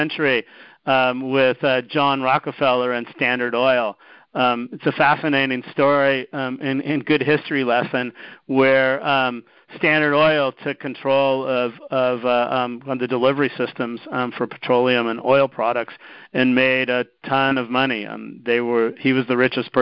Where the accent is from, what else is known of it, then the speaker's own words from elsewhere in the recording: United States; also born or lived in Japan; I'm American